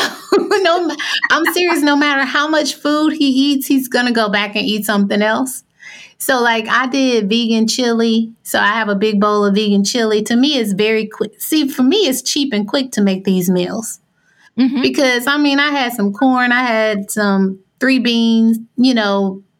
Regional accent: Arkansas, United States; I grew up in Arkansas

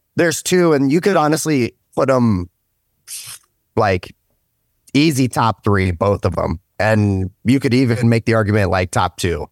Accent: Stark County, Ohio, United States; also born or lived in United Kingdom; I'm from Stark County, um, once I came over to the States, originally out of the U K.

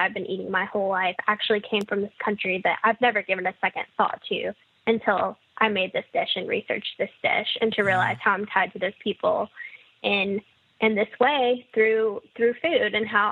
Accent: Mississippi, United States; both you and I growing up in Mississippi

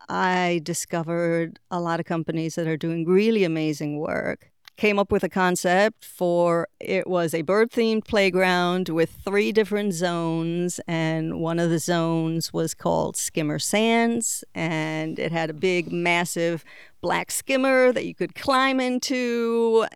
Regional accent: Israel; moved away as an adult; also born or lived in Boston / England / Puerto Rico; So, really, you know, most of my growing up was done in Israel.

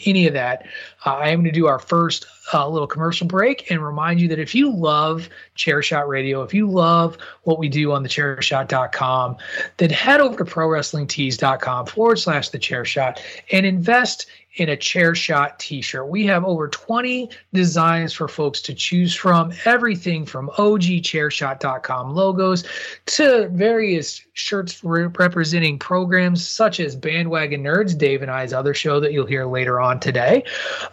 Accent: Illinois, United States; growing up in Illinois

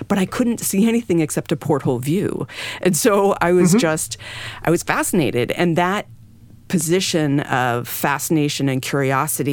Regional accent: New England, United States; moved away; I grew up in New England

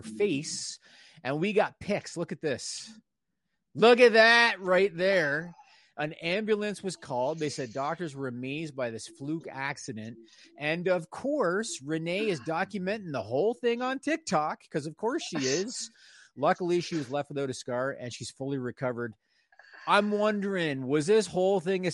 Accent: Canada; as a Canadian

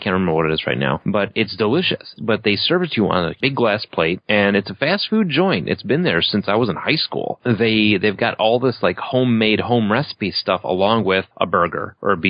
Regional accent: Chicago, Illinois, United States; I grew up like in Chicago proper, like right off of Milwaukee Avenue.

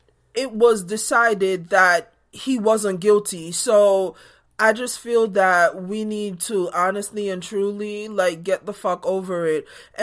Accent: Jamaica; But growing up in Jamaica, where we only got to see the big matches

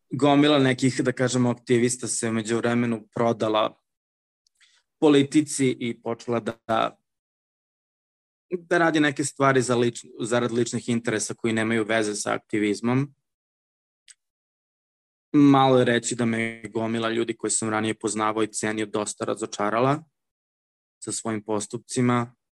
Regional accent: Serbia; now in Shenzhen, China; moj identitet Srbina, nikad nije bio samo, i da kažemo, identitet Srbina. Reći da sam ja samo Srbin, da imam samo identitet kao građanin Republike Srbije

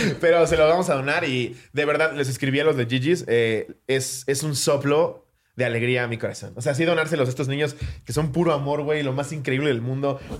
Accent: Mexico; decir que soy mexicano

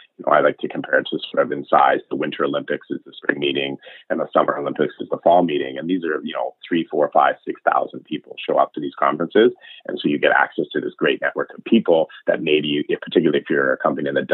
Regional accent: Richmond, British Columbia, Canada; also born or lived in West End, Vancouver; I grew up in Richmond, actually, born and raised in Richmond.

